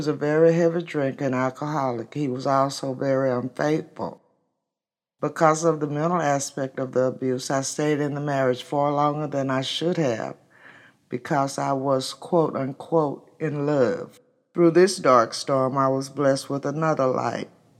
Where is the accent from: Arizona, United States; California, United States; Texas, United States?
Texas, United States; Midland; I was born in West Texas, Midland.